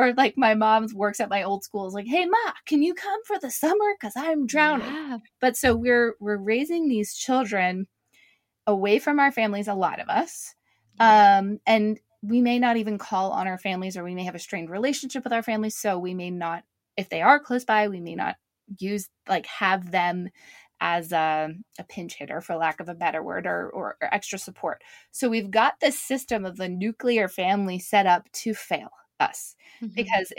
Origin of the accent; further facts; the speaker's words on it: Canada; I'm from Canada originally. I think we do a bit better in Canada.